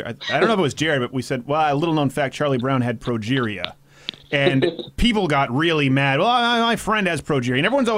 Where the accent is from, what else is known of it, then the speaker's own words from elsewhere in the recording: Canada; You know, when I grew up in Canada, people thought it was shtick that I was right wing.